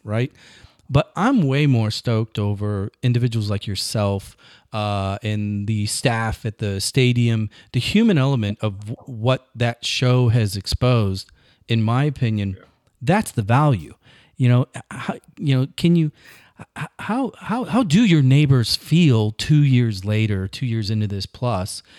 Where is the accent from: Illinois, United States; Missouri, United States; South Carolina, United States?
Illinois, United States; across the river from St. Louis; My hometown, right across the river, it's a steel town